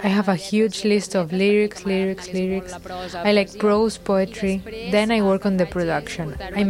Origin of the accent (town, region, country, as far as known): Sabadell, Catalonia, Spain; English is a second language; now in Barcelona, Spain